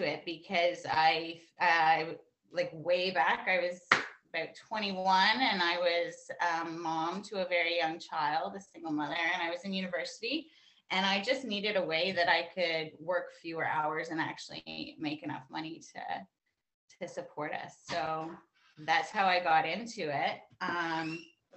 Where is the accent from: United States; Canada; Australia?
Canada; Born and raised in Canada.